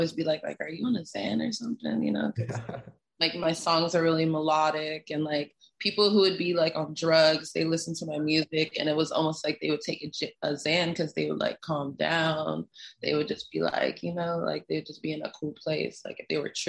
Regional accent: Canada; moved away as an adult; also born or lived in Caribbean; now in United States; I'm from Canada

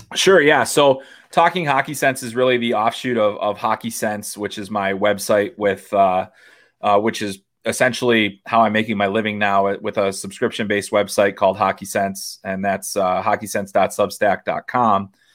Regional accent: Chicago, Illinois, United States; moved away as an adult; also born or lived in Michigan; now in Iowa, United States; I grew up in Chicago, and so obviously the Blackhawks were a big deal

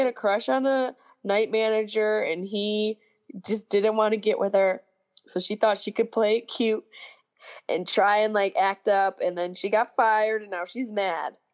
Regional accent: Syracuse, New York, United States; my hometown of Syracuse

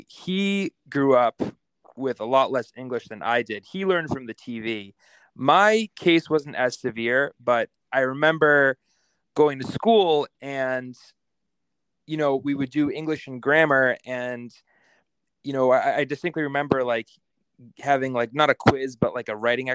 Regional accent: Boston, Massachusetts, United States; I grew up just outside Boston, Massachusetts, and both my parents are immigrants from Italy. I was born in Boston

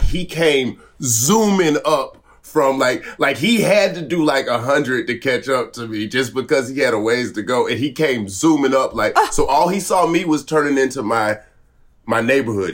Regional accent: the South, United States; I'm from the South

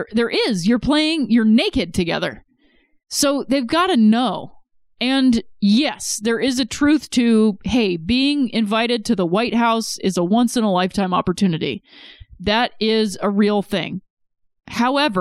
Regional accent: Ohio, United States; I'm from Ohio

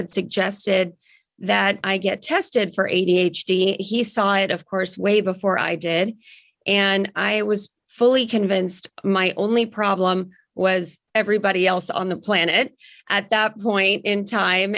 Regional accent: Silicon Valley, California, United States; I grew up in the Silicon Valley.

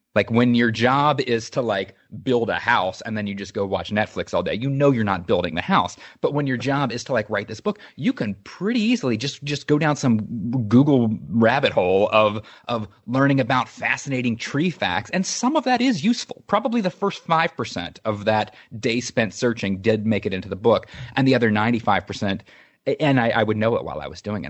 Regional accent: Charleston, West Virginia, United States; I grew up in Charleston, West Virginia

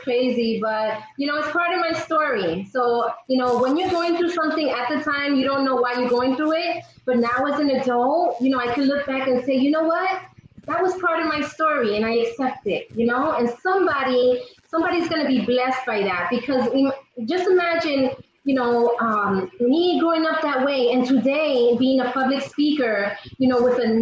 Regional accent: New York City, New York, United States; I am from Queens, New York, born and raised in Queens

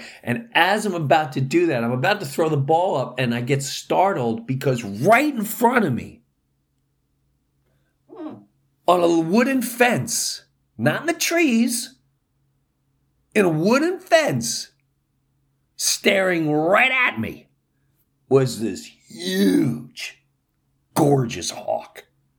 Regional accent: New York, United States; It brought me right back to Long Island, where I grew up in Jefferson Avenue.

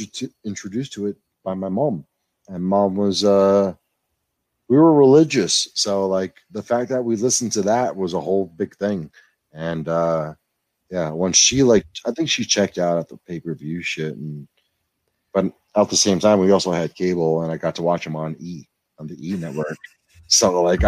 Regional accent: New York City, New York, United States; I'm Puerto Rican from the Bronx

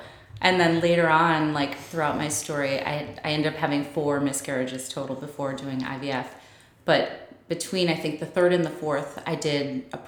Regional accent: Chicago, Illinois, United States; moved away as an adult; now in New York, United States; we're from Chicago and we moved here for my job back in 2003

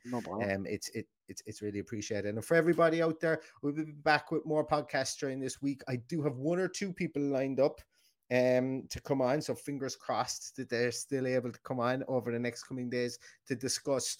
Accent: Ireland; we're Irish

